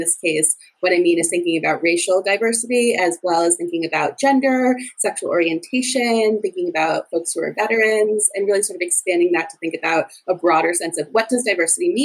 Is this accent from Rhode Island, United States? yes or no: yes; Providence, Rhode Island, United States; moved away as an adult; also born or lived in Chicago, Illinois; now in Boston, United States; I'm originally from Providence, Rhode Island